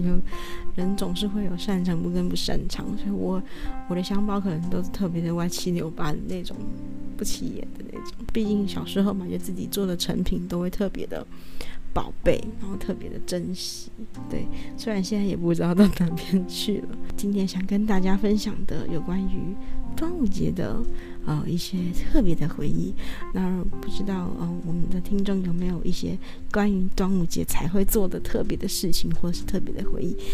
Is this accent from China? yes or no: no; northern Taiwan, Taiwan; 我们是北部人